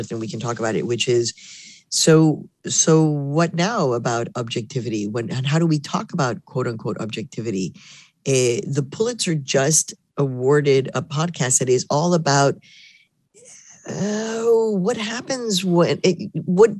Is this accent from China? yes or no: no; Mexico; also born or lived in Chicago, United States / Harlem, New York, United States; now in New York, United States; I'm born in Mexico, so I am a Mexican immigrant and I did become an American citizen.